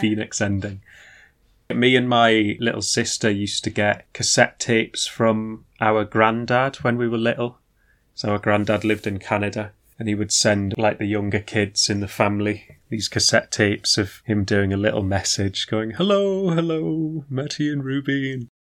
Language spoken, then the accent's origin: English; the Northeast, North East England, United Kingdom; growing up in the Northeast